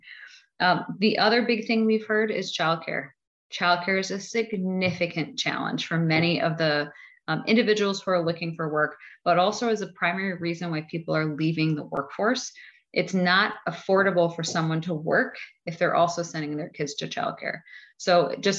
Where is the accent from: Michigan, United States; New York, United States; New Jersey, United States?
New York, United States; Buffalo; I come from Buffalo, so I'm from Erie County